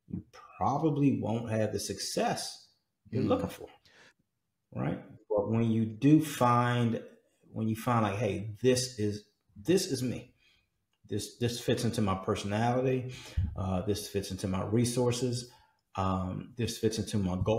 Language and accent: English; Washington, District of Columbia, United States; came out of Washington, D.C., out of my hometown